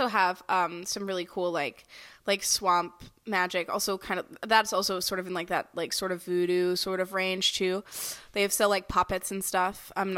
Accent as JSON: {"language": "English", "region": "the South", "country": "United States", "said": "I'm from the south doesn't mean I'm from a swamp"}